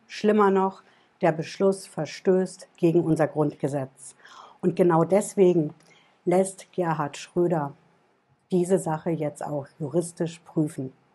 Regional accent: Germany; bei uns in Deutschland

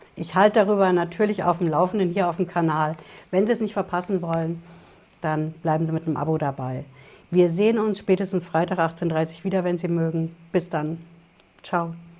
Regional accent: Germany; also born or lived in Hesse; bei uns in Deutschland

